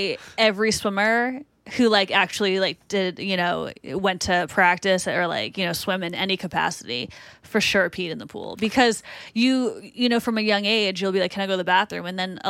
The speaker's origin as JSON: {"language": "English", "town": "Boston", "region": "Massachusetts", "country": "United States", "accent": "Boston", "said": "I'm from Boston."}